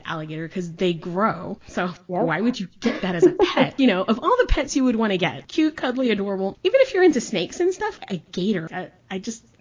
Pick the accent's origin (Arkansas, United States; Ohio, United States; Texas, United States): Texas, United States; also born or lived in Chicago, Illinois; I was born in Chicago, I grew up in Texas